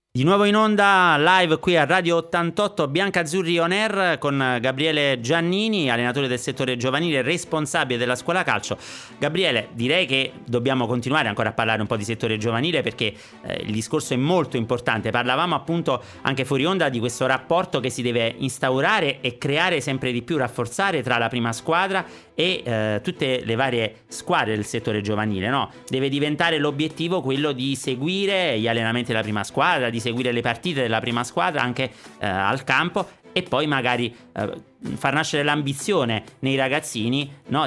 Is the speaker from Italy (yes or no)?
yes; Campania, Italy; accent: Campanian; moved away as an adult; now in Sanremo, Italy; io vivo qui da 15 anni, ma l'accento campano non l'ho perso